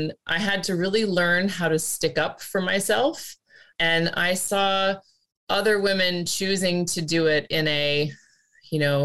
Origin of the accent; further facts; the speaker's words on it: United States; moved away as an adult; also born or lived in Australia / Asia and the Pacific / Middle East; now in Netherlands; as an American